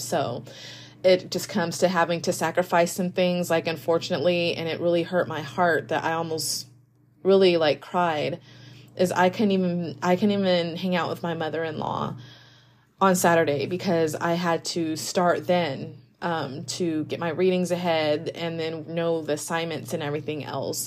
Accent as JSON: {"language": "English", "country": "United States", "said": "as an American."}